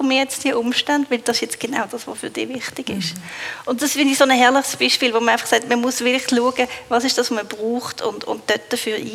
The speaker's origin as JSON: {"language": "German", "country": "Switzerland", "said": "Ich glaube, in dem sind wir Schweizer nicht so gut."}